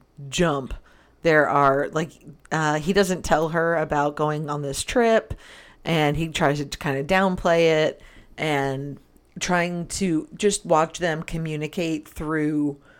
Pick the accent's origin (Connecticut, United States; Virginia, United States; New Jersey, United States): New Jersey, United States; Well, New Jersey. I like to say that I'm just from East Philadelphia.